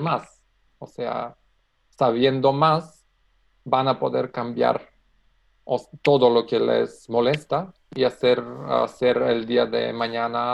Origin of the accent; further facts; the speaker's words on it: North Macedonia; Spanish is a second language; soy de Macedonia, estoy trabajando en Macedonia